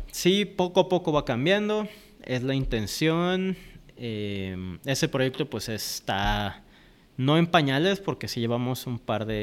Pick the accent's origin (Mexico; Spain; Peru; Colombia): Mexico; also born or lived in Panama; Soy mexicano, pero soy panameño.